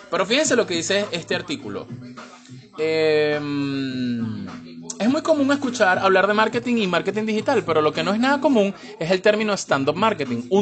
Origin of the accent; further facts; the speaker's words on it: Venezuela; todos somos, todos somos, todo venezolano es storyteller